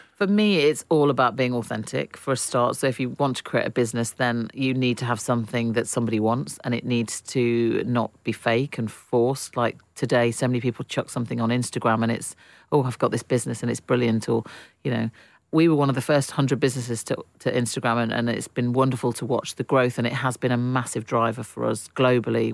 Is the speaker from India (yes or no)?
no; Derbyshire, East Midlands, United Kingdom; I grew up in Derbyshire, which was a real hub for manufacturing